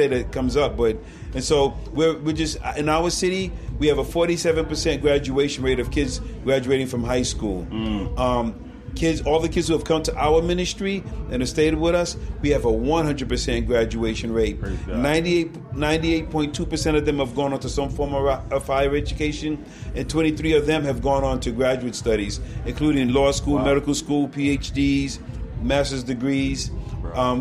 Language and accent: English; New York City, New York, United States; now in Rochester, United States; I'm born and raised in New York City